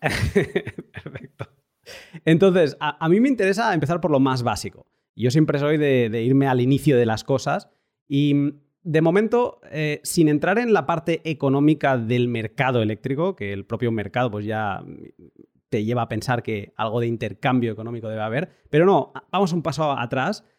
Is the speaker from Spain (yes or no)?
yes; Barcelona, Catalonia, Spain; moved away; also born or lived in northern Europe; yo soy de Barcelona, pero me he ido a vivir al norte de Europa